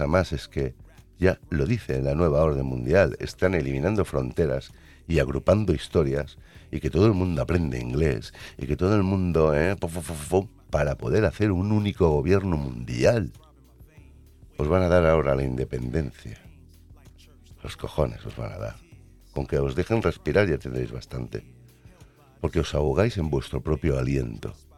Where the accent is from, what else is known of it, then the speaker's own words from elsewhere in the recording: Catalonia, Spain; Yo soy catalán